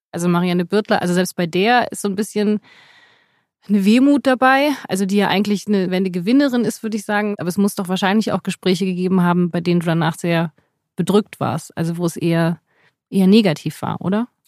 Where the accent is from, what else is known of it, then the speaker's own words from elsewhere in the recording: West Germany, Germany; als Westdeutsche